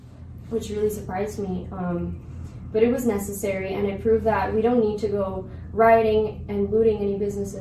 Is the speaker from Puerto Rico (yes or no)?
yes; Puerto Rico; moved away as an adult; now in Arizona, United States; I'm from Puerto Rico.